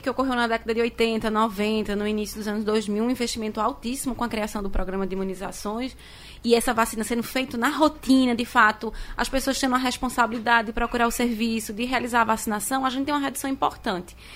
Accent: Garanhuns, Pernambuco, Brazil; eu sou de Garanhuns.

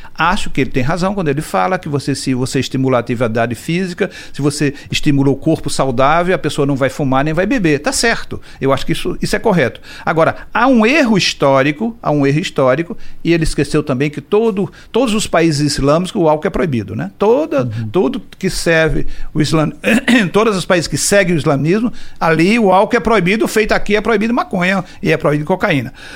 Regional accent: Caruaru, Pernambuco, Brazil; eu sou de Caruaru

